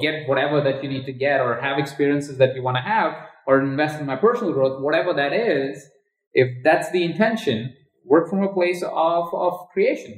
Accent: India; moved away; I grew up in India. In a household of 23 other people

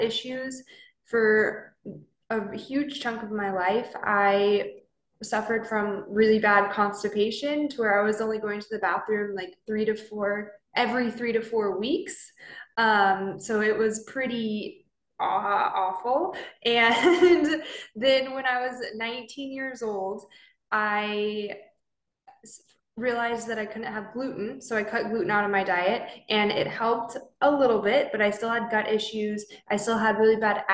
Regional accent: Southern California, United States; moved away as an adult; now in Okinawa, Japan; I'm originally from Southern California, so I'm a Cali girl.

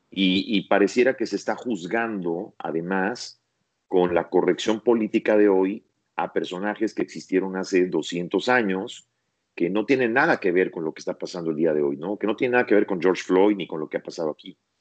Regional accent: Mexico; now in United States; en México, en mi país, y aquí en Estados Unidos

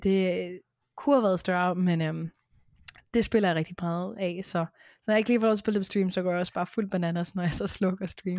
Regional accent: Hørsholm, Capital Region of Denmark, Denmark; now in Vestegnen, Denmark; jeg kommer oprindeligt fra Hørsholm

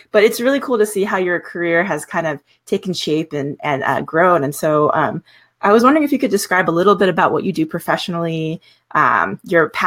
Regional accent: Virginia, United States; I'm from Virginia, I uh-huh. grew up in a specific church culture

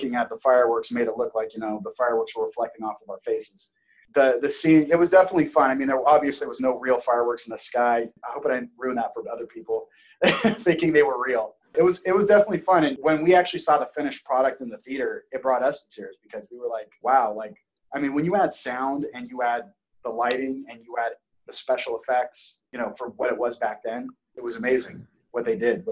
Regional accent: Auburn, California, United States; I was born in Auburn, California

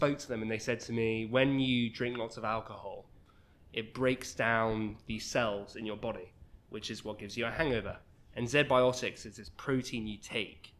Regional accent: England, United Kingdom; moved away as an adult; now in Toronto, Canada; I'm very English

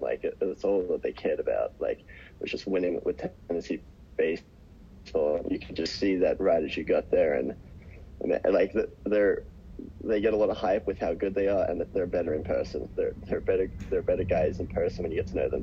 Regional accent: Australia; moved away as an adult; I grew up watching in Australia

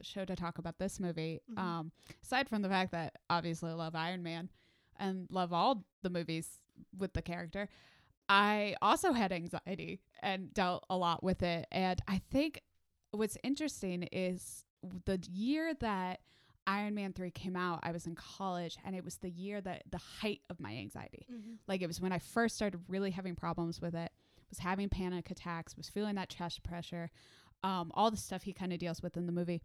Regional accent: Midwest, United States; now in Nashville, United States; I'm from the Midwest. I had to be trained out of saying pop

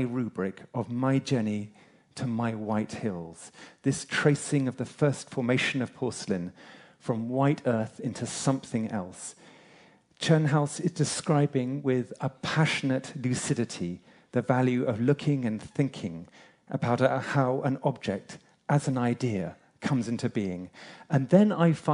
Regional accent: England, United Kingdom; I'm English

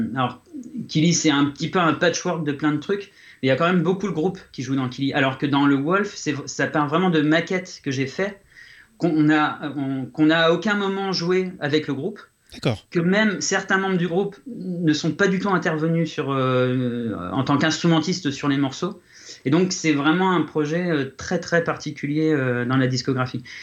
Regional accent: Reims, Grand Est, France; moved away; Reims, là où là d'où je viens, Reims en France

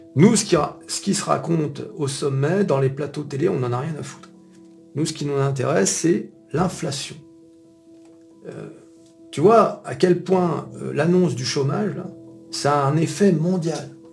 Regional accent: France; On est français

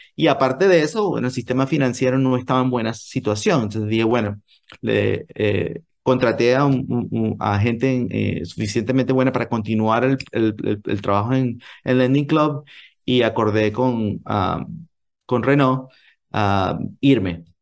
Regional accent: Venezuela; moved away as an adult; also born or lived in United States / Japan / New York; now in Silicon Valley, United States; yo quería volver a Venezuela

